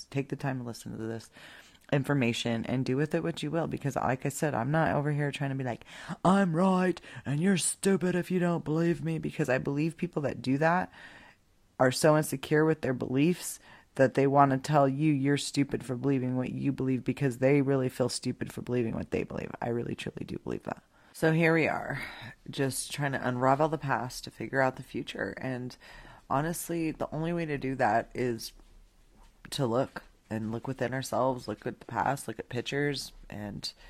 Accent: Idaho, United States; now in New Mexico, United States; I was born and raised in Idaho

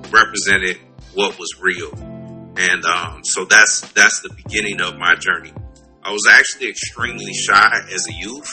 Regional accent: West Coast, United States; moved away; I'm originally from the West Coast

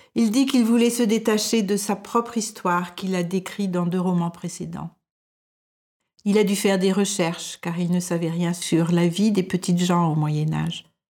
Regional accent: France; moved away as an adult; now in Denmark

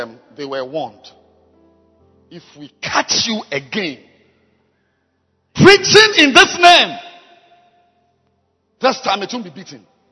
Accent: Ghana; I am a Ghanaian. I'm a Ghanaian

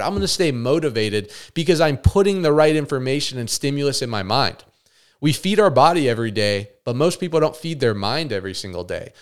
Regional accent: Las Vegas, Nevada, United States; moved away as an adult; I actually physically moved away from my hometown, Vegas

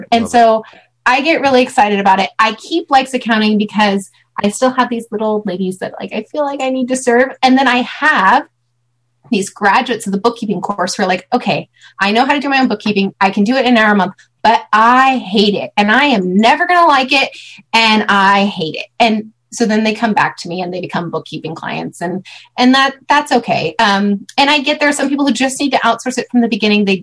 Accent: California, United States; I'm from California.

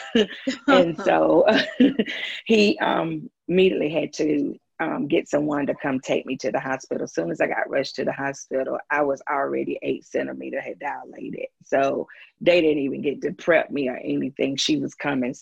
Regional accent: Greenwood, South Carolina, United States; moved away as an adult; now in Greenville, United States; Greenwood is my hometown. That's where I was born and raised.

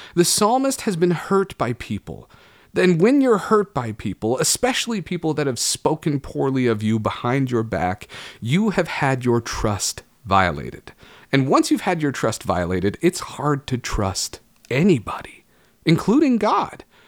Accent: Oregon, United States; Growing up in Oregon

